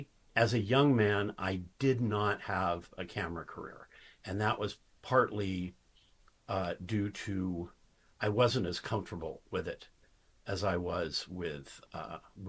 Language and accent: English; Tacoma, Washington, United States; I'm from Tacoma